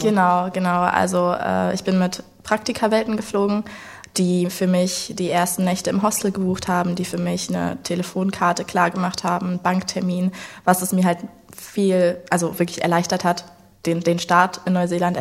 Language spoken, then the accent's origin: German; Leipzig, Saxony, Germany; moved away as an adult; also born or lived in New Zealand; geboren und aufgewachsen in Leipzig